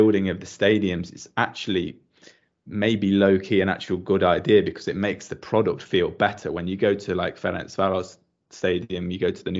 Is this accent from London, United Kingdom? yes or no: no; Nottingham, East Midlands, United Kingdom; now in Hungary; when I was growing up in Nottingham